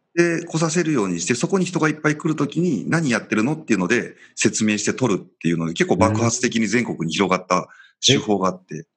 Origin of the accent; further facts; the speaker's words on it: Shima, Mie, Japan; 生まれは、はい、えっ、ー、と、三重県の志摩市っていうところですね。あの、伊勢志摩サミットが行われたあたりの、本当に島出身ですね。